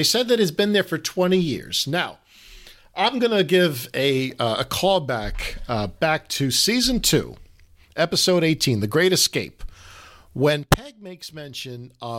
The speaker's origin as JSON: {"language": "English", "town": "New York City", "region": "New York", "country": "United States", "tie": "born or raised there", "said": "I was born and raised in New York City"}